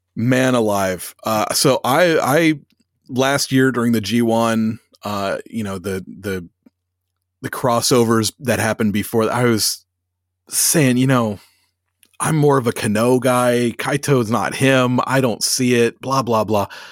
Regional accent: United States; moved away; growing up in America

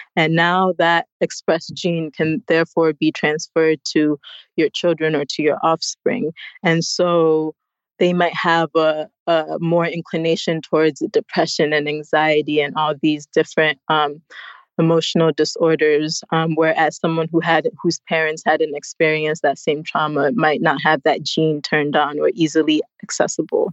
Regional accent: United States; moved away as an adult; now in Ghana; I was born in the United States

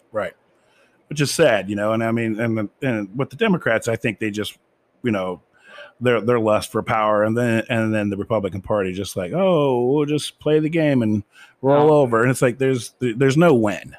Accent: United States; as an American myself

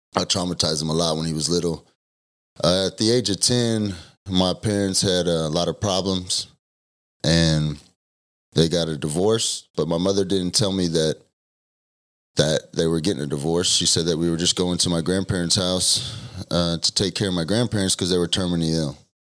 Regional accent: Denton, Texas, United States; also born or lived in Argyle, Texas; I was born in Denton, Texas. I lived in Argyle until I was ten.

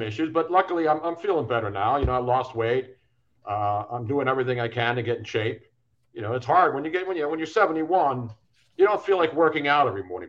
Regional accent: Northeast, United States; moved away as an adult; also born or lived in Los Angeles; now in Southwest Florida, United States; I grew up in the Northeast

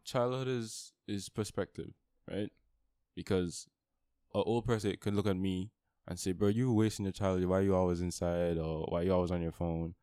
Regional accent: St. Lucia; now in Antigua; I'm originally from Saint Lucia

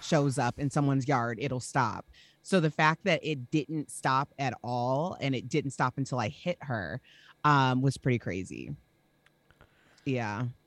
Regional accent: Chicago, Illinois, United States; we're from Chicago.

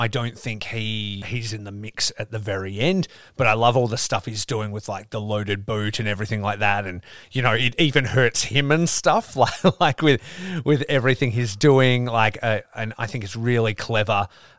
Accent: Australia; I'm Australian.

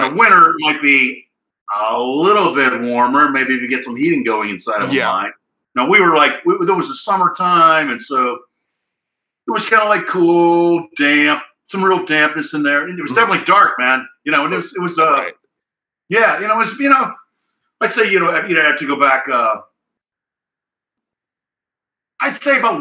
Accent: Pennsylvania, United States; I'm fucking from Pennsylvania

